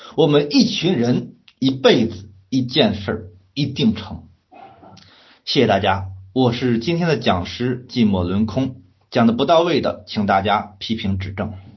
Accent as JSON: {"language": "Chinese", "town": "Cangzhou", "region": "Hebei", "country": "China", "tie": "born or raised there", "moved": "yes", "lives_now": "Beijing, China", "said": "我的老家在河北沧州"}